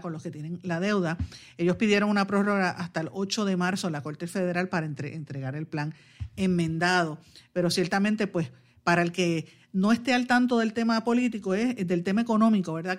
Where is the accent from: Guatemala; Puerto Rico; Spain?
Puerto Rico; Guaynabo; mi pueblo de Guaynabo